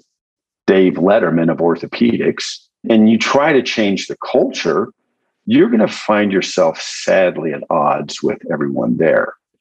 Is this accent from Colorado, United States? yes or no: yes; Aspen, Colorado, United States; moved away as an adult; also born or lived in Texas / Baltimore, Maryland; now in New Mexico, United States; I was born in Texas and grew up in Colorado